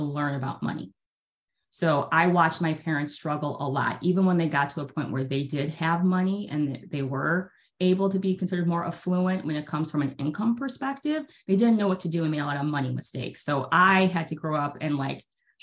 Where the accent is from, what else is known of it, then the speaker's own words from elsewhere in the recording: Chicago, Illinois, United States; we grew up in Chicago, Illinois area